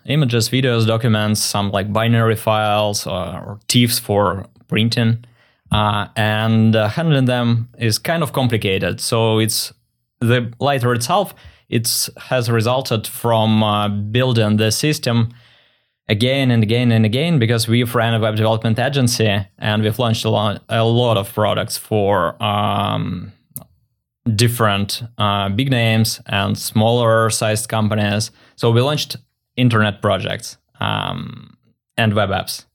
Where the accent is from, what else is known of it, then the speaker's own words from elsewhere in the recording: Russia; moved away as an adult; also born or lived in Saint Petersburg, Russia; now in Vancouver, Canada; I was born in Russia